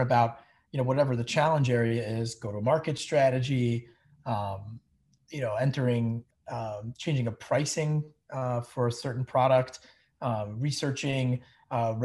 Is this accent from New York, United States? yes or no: yes; New York area, United States; also born or lived in Eastern Pennsylvania; I grew up in the New York area. I actually had been from there my whole life up until I was 18